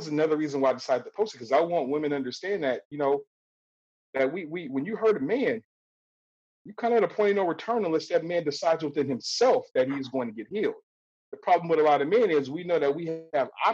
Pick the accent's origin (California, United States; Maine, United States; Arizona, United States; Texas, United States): California, United States; Compton; growing up in Compton